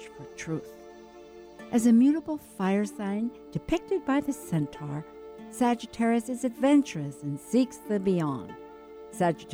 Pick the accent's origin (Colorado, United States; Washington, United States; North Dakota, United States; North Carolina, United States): Washington, United States; Seattle; I went to Garfield, you know, High School in Seattle